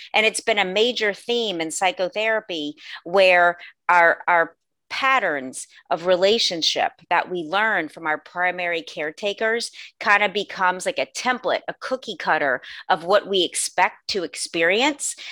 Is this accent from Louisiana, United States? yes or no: yes; New Orleans, Louisiana, United States; also born or lived in Los Angeles, California; I was born and raised in New Orleans, Louisiana